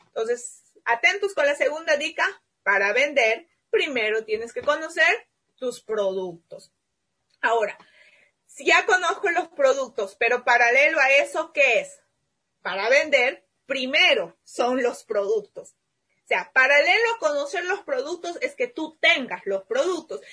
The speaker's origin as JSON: {"language": "Spanish", "country": "Peru", "said": "mi país"}